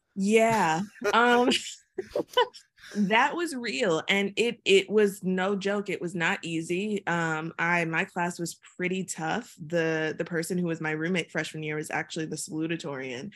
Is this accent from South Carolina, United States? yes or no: no; Chesapeake, Virginia, United States; moved away as an adult; also born or lived in Atlanta / London; I'm from Chesapeake, Virginia, and, like, the rural part of Chesapeake, Virginia, where, you know, deer run across the road